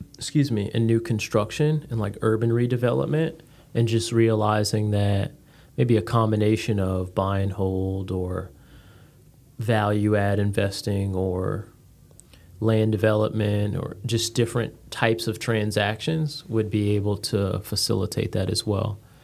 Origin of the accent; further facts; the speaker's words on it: Connecticut, United States; moved away as an adult; originally from Connecticut, came down here by way of the Marines